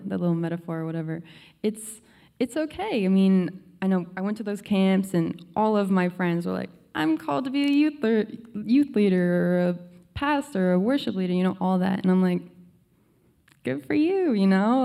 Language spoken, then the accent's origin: English; Connecticut, United States; now in Virginia, United States; we lived in Connecticut all our lives, ever since I was born